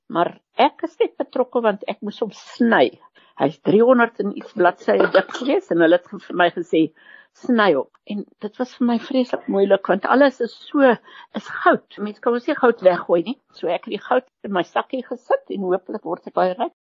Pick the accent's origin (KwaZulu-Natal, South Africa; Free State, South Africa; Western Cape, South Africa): KwaZulu-Natal, South Africa; Afrikaans is a second language; ek het in Natal groot geword